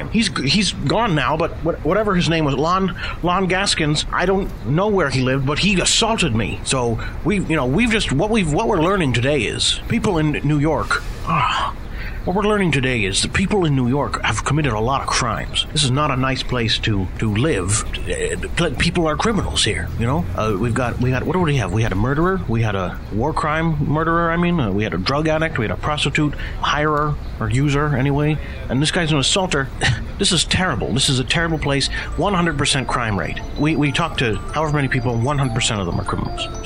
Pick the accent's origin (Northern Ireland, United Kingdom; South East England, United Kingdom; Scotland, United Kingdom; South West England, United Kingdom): Scotland, United Kingdom; where are you from? I'm from Scotland, of course.